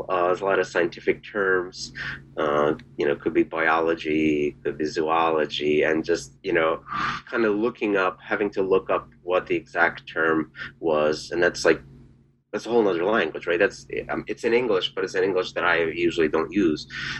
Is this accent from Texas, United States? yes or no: no; Philadelphia, Pennsylvania, United States; And I grew up born in Philadelphia, so that was not part of my world until very recently.